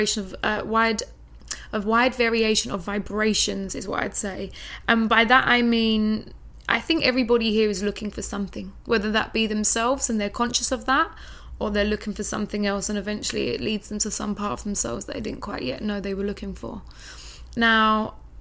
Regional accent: London, United Kingdom; moved away as an adult; now in Bali, Indonesia; I'm from London, right? Yeah. I'm from a big city. I've lived there on and off most of my life

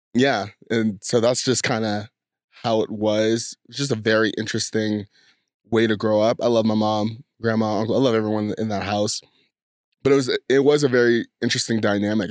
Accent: San Diego, California, United States; I grew up in San Diego, California

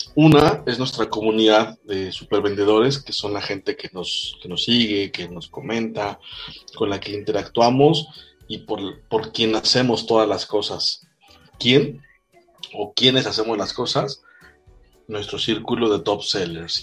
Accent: Mexico; Soy mexicano

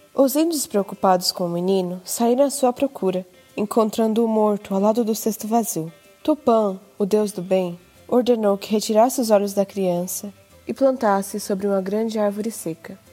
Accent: Japan; nasci no Japão e estudei na escola japonesa

